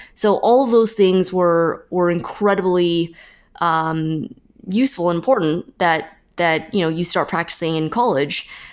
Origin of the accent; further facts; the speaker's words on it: Fremont, California, United States; born or raised there